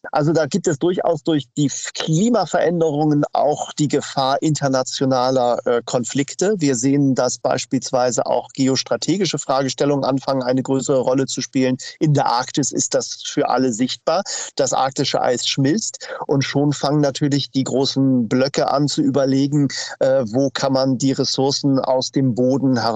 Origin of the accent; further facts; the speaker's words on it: Hamburg, Germany; Ja, wir haben ja als Hamburger zwei äh, große Themen, die uns beschäftigen.